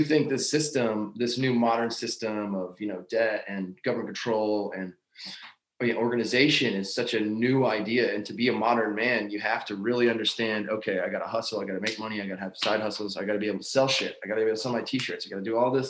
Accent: Lancaster County, Pennsylvania, United States; now in Madison, Tennessee, United States; I grew up in Lancaster County by all the Amish people and understood slow country living and farming and that kind of lifestyle

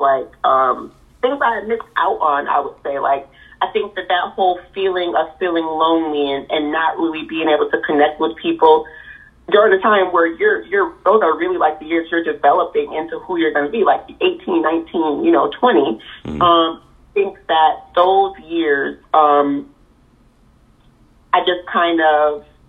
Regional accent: Rochester, United States; coming from a small town like Rochester

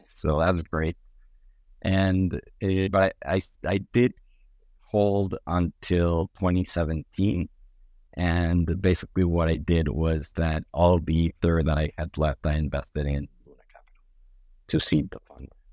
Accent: Mexico City, Mexico; moved away as an adult; I grew up in, in Mexico City

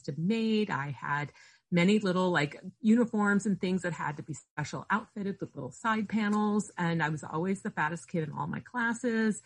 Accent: near Akron, Ohio, United States; I grew up near Akron, Ohio

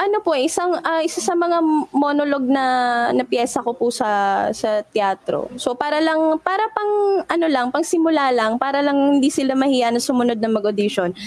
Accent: Baguio, Cordillera Administrative Region, Philippines; also born or lived in Manila; taga Baguio po ako

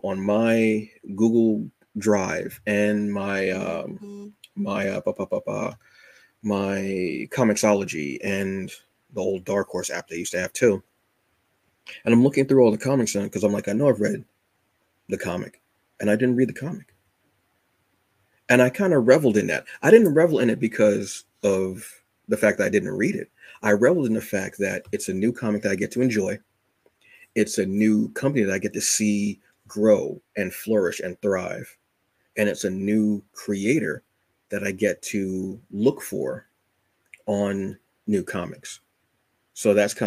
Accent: Red Bank, New Jersey, United States; I was actually born in Red Bank

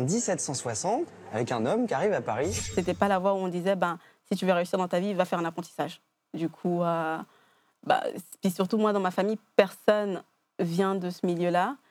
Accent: Geneva, Switzerland; je viens de Genève, j'ai grandi ici

